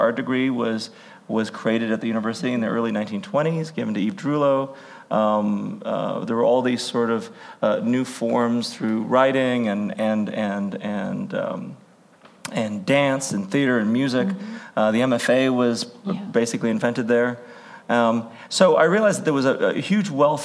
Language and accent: English; Hawaii, United States; moved away; I'm originally from Hawaii